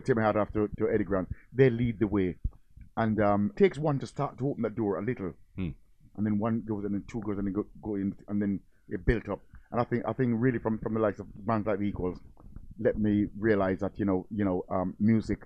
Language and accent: English; Jamaica; I was born in Jamaica, so I come with all the reggae and the ska stuff